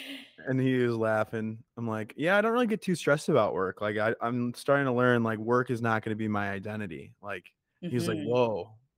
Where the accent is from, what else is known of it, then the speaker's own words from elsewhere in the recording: Chicago, Illinois, United States; I'm from Chicago